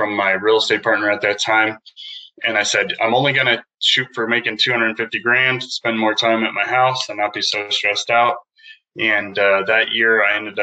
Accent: Prescott, Arizona, United States; also born or lived in Taiwan; I grew up in Prescott, Arizona, went to school here

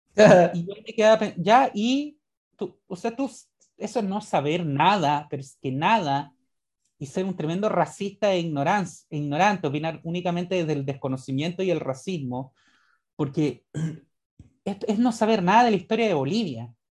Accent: Chile; como chileno

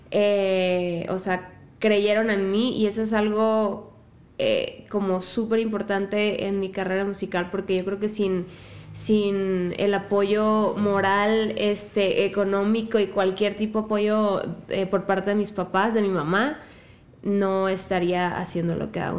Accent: La Piedad, Michoacán, Mexico; Soy de La Piedad. escuchan ese acento tan raro. En realidad es como una mezcla de acentos de todos lados, como ya mutado en algo del norte, pero soy de Michoacán.

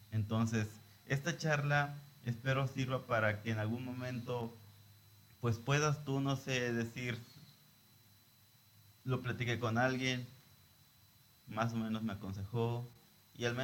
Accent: Lázaro Cárdenas, Michoacán, Mexico; Transmitimos desde Lázaro Cárdenas, Michoacán, desde el puerto de Lázaro Cárdenas. Somos costeños, ¿verdad?

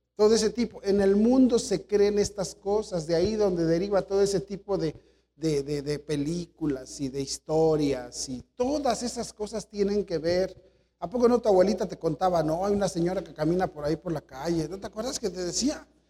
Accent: Mexico; nosotros somos mexicanos

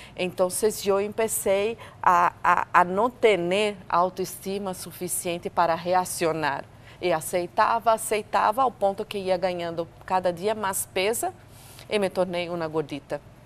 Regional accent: Brazil; moved away; eu sou brasileira

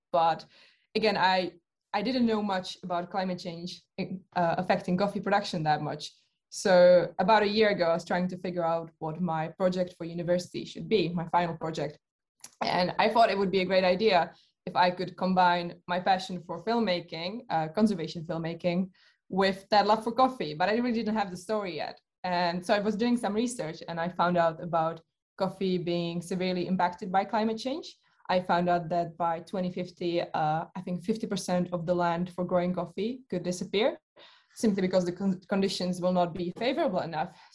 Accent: Czechia; moved away as an adult; also born or lived in United Kingdom; I come from the Czech Republic, where I think that's where the interest probably began because I live uh, very close to the mountains.

